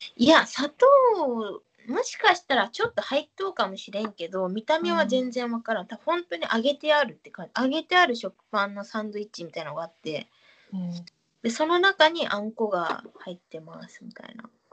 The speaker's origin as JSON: {"language": "Japanese", "region": "Fukuoka", "country": "Japan", "accent": "Hakata dialect", "moved": "yes", "lives_now": "Tokyo, Japan", "said": "絶対にうちタメ口でも博多弁話さんも、東京では。"}